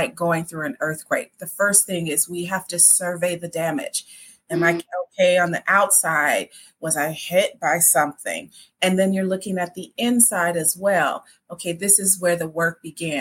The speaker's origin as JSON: {"language": "English", "region": "Midwest", "country": "United States", "said": "I'm from the Midwest and I grew up in a family"}